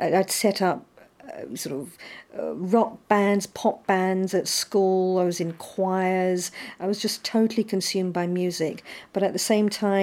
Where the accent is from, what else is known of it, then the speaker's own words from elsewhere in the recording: London, United Kingdom; I was born and brought up in London, in Southwest London.